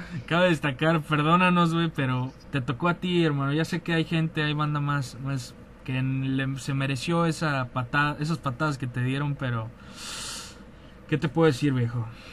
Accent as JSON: {"language": "Spanish", "country": "Mexico", "said": "nosotros somos de provincia"}